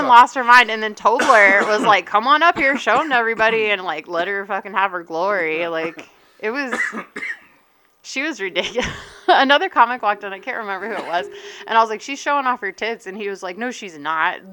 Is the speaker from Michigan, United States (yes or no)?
no; Eastern North Carolina, United States; moved away as an adult; also born or lived in Raleigh, North Carolina / Charleston, South Carolina / Maine; now in Colorado, United States; I was born and raised in Eastern North Carolina